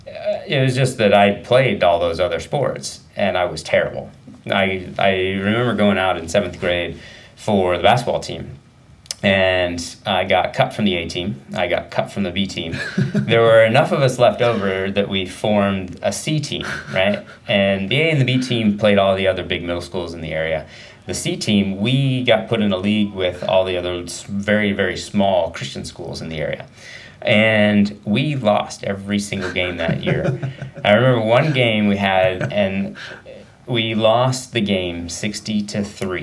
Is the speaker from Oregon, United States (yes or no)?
yes; Medford, Oregon, United States; also born or lived in Sacramento, California; now in Bend, United States; went to school and everything in Southern Oregon, Medford area, and grew up there